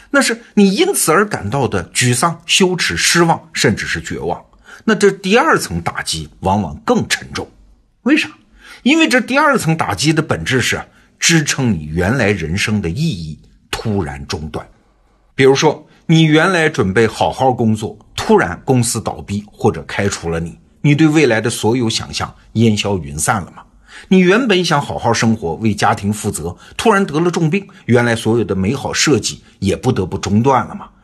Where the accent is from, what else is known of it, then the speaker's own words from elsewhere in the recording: China; 我们中国人